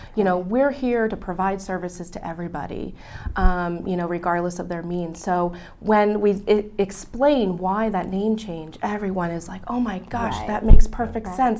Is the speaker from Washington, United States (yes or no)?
no; Berks County, Pennsylvania, United States; also born or lived in Harrisburg, Pennsylvania; I'm actually a Berks County native